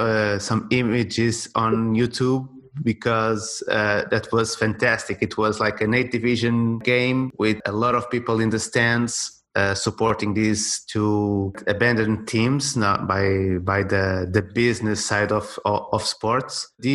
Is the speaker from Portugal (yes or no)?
yes; Torres Vedras, Portugal; Torriens. That is my hometown team.